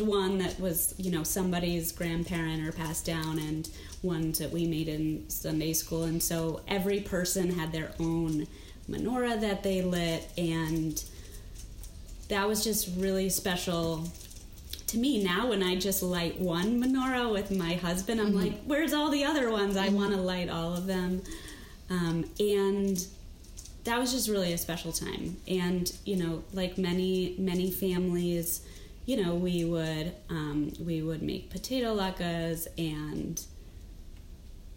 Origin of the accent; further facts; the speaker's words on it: West Hartford, Connecticut, United States; I grew up in West Hartford, Connecticut